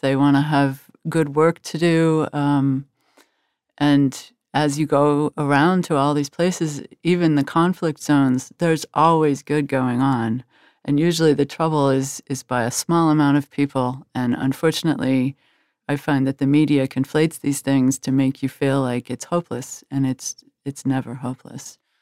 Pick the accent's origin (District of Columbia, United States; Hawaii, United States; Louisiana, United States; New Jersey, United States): District of Columbia, United States; Washington; I grew up in Washington, D C, which was a, a, a town that was always looking out at the world.